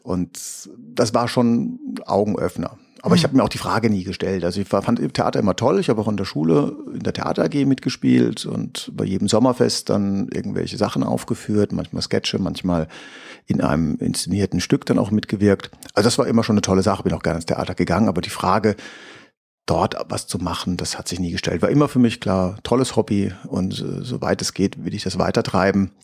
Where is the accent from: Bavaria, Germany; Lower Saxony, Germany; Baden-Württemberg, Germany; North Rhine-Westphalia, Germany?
Baden-Württemberg, Germany; Heidelberg; ich komme aus Heidelberg